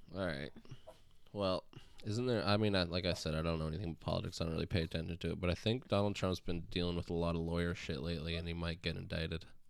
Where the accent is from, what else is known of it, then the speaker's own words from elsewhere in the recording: Canada; we're Canada. We're basically American.